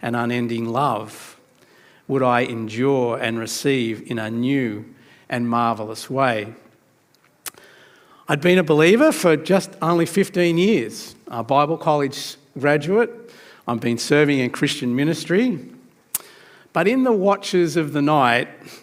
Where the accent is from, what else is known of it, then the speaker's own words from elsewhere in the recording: New South Wales, Australia; also born or lived in Sydney; I was trying to keep that a secret that I was from New South Wales